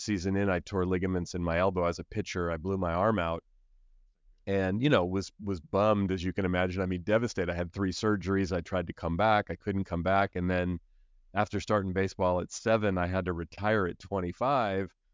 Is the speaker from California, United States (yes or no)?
yes; Oakland, California, United States; I grew up in Oakland, so here in the Bay Area